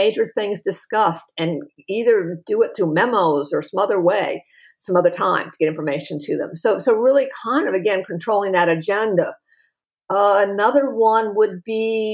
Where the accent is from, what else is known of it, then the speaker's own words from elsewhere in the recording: New England, United States; I was raised in New England too